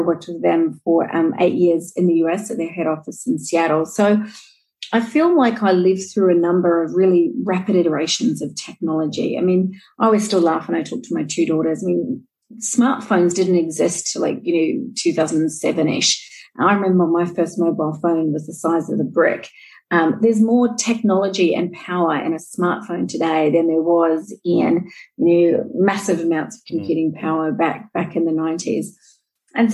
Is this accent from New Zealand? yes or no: yes; New Zealand; now in Australia; And I am a Kiwi, and I know there's a few of us living here in Australia.